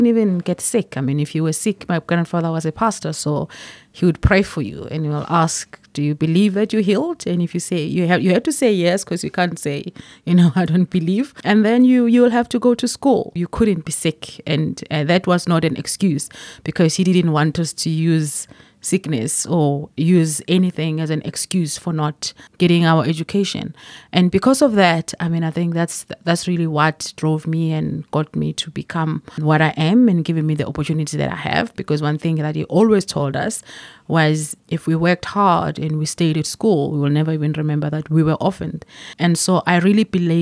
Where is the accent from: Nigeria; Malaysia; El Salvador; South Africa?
South Africa; Belfast, Mpumalanga; Born and raised in a small town in Belfast called Mpumalanga